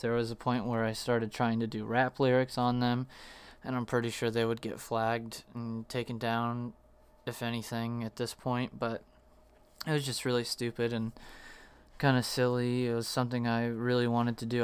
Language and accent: English; Arizona, United States; also born or lived in Virginia; I was, like, one when we moved to Arizona from Virginia